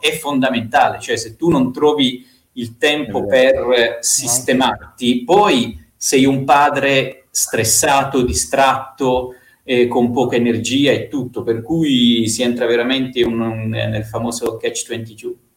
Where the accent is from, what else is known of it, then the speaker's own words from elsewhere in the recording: Bari, Apulia, Italy; moved away as an adult; also born or lived in Rome; mi sono trasferito da Bari a Roma.